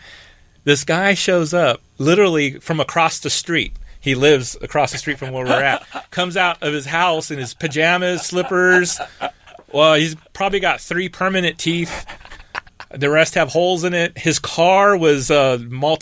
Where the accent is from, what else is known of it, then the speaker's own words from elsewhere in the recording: California, United States; I'm from California